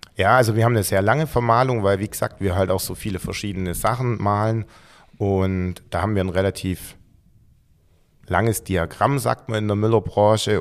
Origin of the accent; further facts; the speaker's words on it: Gerstetten, Swabian Jura, Baden-Württemberg, Germany; also born or lived in Heidenheim; ich komme eigentlich ursprünglich ähm, von Gersten, also von der Alp